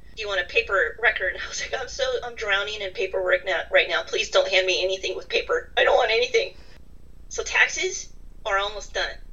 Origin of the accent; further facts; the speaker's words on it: California, United States; also born or lived in Ireland; now in Massachusetts, United States; I grew up in California